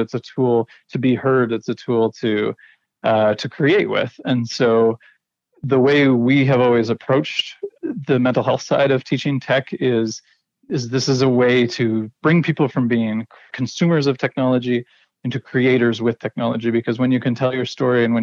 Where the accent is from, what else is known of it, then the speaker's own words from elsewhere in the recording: Ontario, Canada; moved away as an adult; now in Pangnirtung, Canada; the experiences I had growing up in Ontario